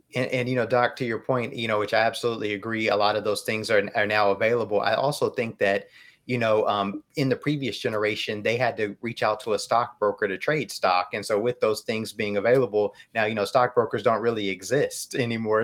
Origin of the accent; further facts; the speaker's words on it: United States; as American consumers